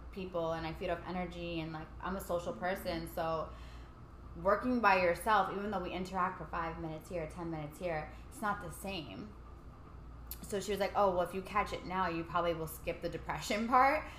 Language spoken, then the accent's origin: English; New York City, New York, United States; growing up in Staten Island